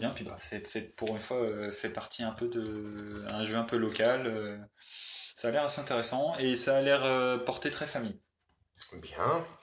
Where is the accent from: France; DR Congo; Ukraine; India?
France; Brocéliande, near Rennes, Brittany; Moi je viens du pays de Brocéliande, c'est à côté de Rennes, mais c'est pas à Rennes.